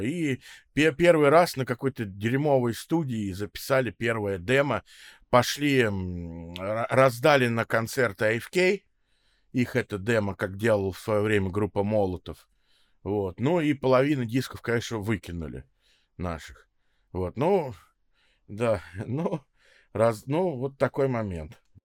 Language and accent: Russian; Moscow, Russia; also born or lived in Israel; я родился в Москве, родился в Кузьминках, вот потом большую часть времени живу в Строгино